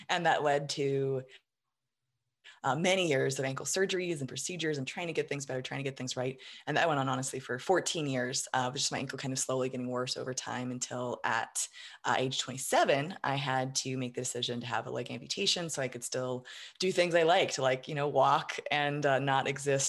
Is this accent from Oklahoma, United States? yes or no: no; Colorado Springs, Colorado, United States; Colorado Springs.